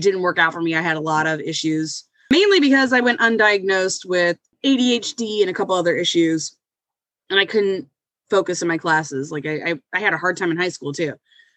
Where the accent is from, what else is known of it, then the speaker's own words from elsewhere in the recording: Ferguson, Missouri, United States; I am from St. Louis, Missouri, where I live right now. Born and raised out here, actually, Ferguson.